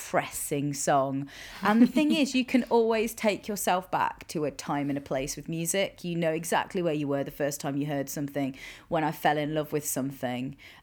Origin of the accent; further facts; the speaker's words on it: Midlands, United Kingdom; I grew up in the Midlands